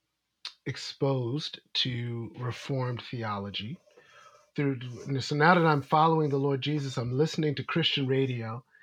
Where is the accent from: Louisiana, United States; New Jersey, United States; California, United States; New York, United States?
New York, United States; New York City; moved away as an adult; also born or lived in Maryland; now in Washington, D.C., United States; I grew up in United Methodist Church in Brooklyn, New York